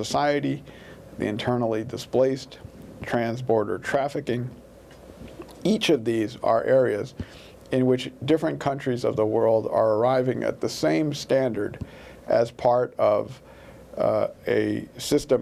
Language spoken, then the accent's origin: English; United States; the United States, my home country